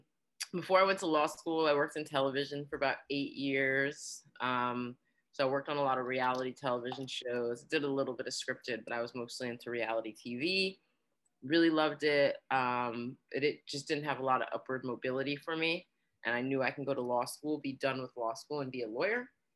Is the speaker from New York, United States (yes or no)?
yes; New York, United States; also born or lived in New Jersey / Arizona; I consider myself bi-coastal, you know, definitely New York, New Jersey / Arizona.